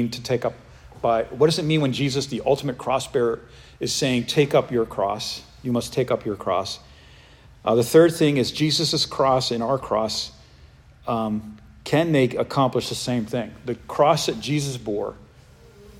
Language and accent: English; New England, United States; I grew up in New England